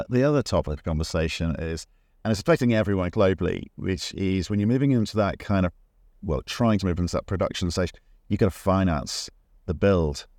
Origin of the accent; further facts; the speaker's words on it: Northern Ireland, United Kingdom; It's my home country.